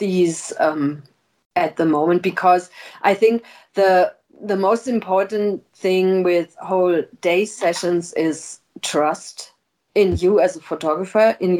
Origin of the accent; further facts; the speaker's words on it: Middle Rhine Valley, Rhineland-Palatinate, Germany; I'm originally from the Middle Rhine Valley